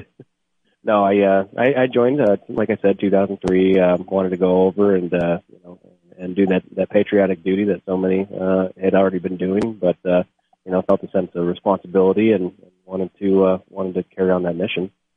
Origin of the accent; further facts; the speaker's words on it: Charlevoix, Michigan, United States; also born or lived in Whitehall, Michigan; I'm from uh, Charlevoix, Michigan originally, graduated from Whitehall, Michigan.